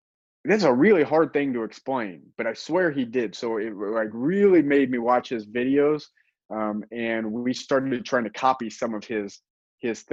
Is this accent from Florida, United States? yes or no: no; Indiana, United States; moved away as an adult; now in Ohio, United States; I grew up in Indiana